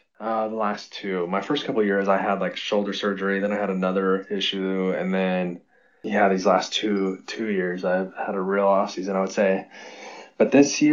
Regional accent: Salinas, California, United States; we're both from Salinas here in California

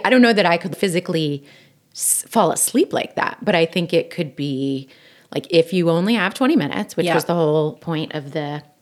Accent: Delaware County, Pennsylvania, United States; I'm from Delco, so we say caramel

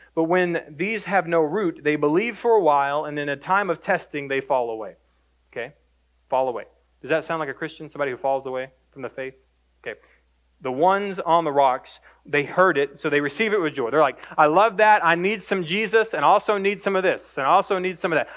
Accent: Greenville, Texas, United States; Born and raised in Greenville, Texas

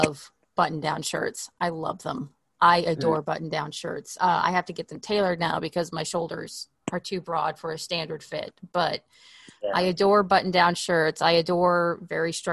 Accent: Oklahoma, United States; moved away as an adult; now in Los Angeles, United States; I grew up in Oklahoma and the weather there, you could have a wardrobe for four seasons, but I've been in LA for about 8 years now

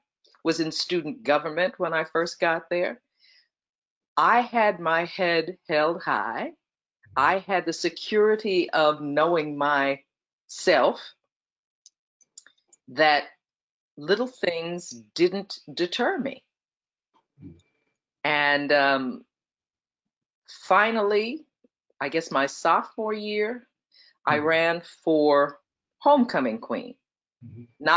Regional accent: New York City, New York, United States; moved away as an adult; I'm from New York City, where I grew up with everybody from all over the world

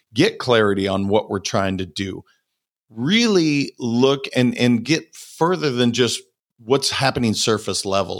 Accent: Montana, United States; I'm a kid from Montana

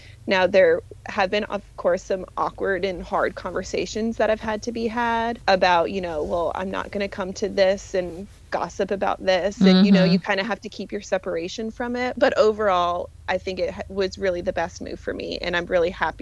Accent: Allentown, Pennsylvania, United States; I am originally from Allentown, Pennsylvania

